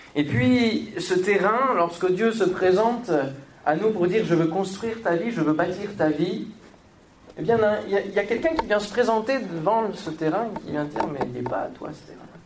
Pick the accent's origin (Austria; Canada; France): France; Normandy; now in Paris, France; je viens de la Normandie